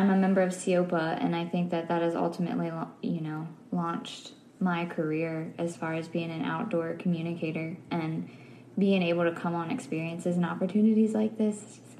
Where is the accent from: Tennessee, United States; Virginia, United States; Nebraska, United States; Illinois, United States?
Virginia, United States; Fredericksburg; also born or lived in Richmond, Virginia; I am from Fredericksburg, Virginia. I live a little bit closer to Richmond right now.